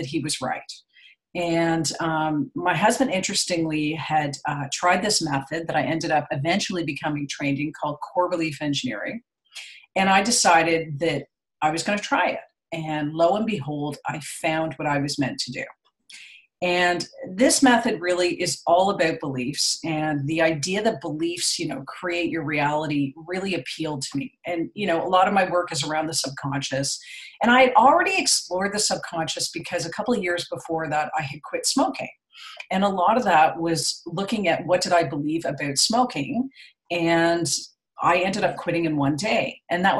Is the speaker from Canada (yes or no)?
yes; Toronto, Ontario, Canada; now in Ottawa, Canada; I'm from Canada. So I grew up in Toronto, but I'm living in Ottawa now, the capital